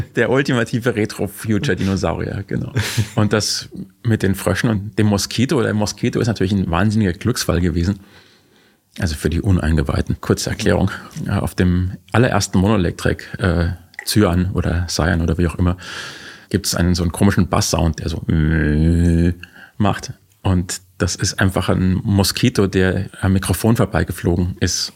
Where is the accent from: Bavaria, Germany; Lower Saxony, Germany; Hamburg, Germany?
Bavaria, Germany; als Bayer